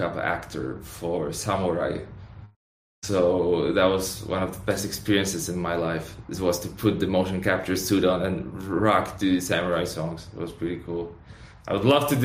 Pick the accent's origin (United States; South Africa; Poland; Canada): Poland; we're from Poland